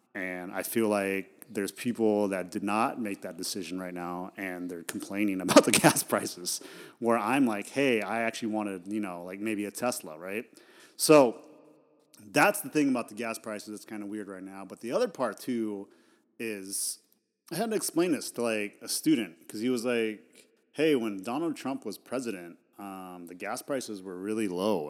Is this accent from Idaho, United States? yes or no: yes; Idaho, United States; I grew up in Idaho